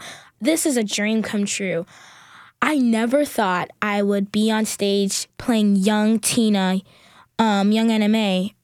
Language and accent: English; Newark, New Jersey, United States; moved away; also born or lived in Union, New Jersey; I'm originally from Newark, New Jersey, and I moved to Union, New Jersey.